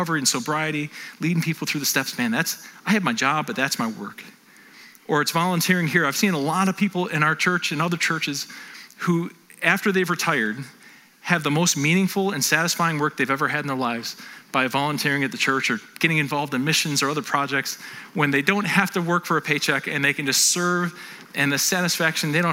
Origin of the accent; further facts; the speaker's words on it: North Tonawanda, New York, United States; I grew up in North Tonawanda